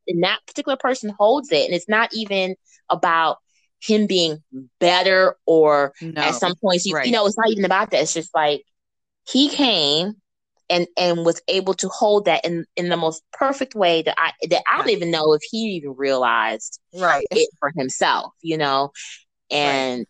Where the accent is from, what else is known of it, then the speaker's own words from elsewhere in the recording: Missouri, United States; now in Memphis, United States; I come from Missouri where we get really beautiful snow